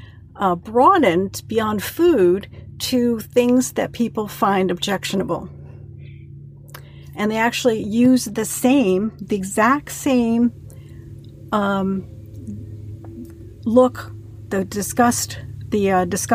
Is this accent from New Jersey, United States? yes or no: yes; New Jersey, United States; moved away as an adult; now in Indiana, United States; I grew up in New Jersey